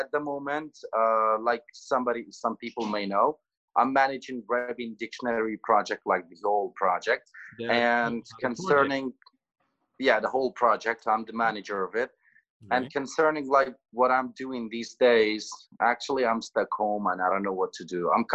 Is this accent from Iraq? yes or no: yes; Ranya, Sulaymaniyah Governorate, Iraq; English is a second language; also born or lived in Erbil / Kalar; I'm from Rania.